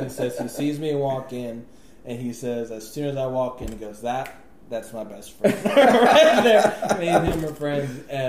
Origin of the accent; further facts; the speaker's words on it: Houston, Texas, United States; also born or lived in Pasadena / New York / Atlanta / North Carolina; So, I mean, I was born in Pasadena, so obviously, born in Pasadena, grew up in Houston, I moved around a little bit, I've lived in the Queens of New York, I've lived in the ATL, Atlanta, Georgia, I've lived in North Carolina